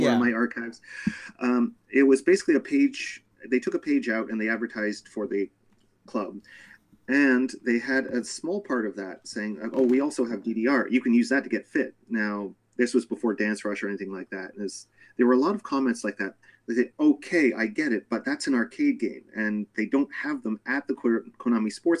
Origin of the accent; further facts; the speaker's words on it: Canada; moved away as an adult; now in Japan; I grew up with arcades in Canada in the 80s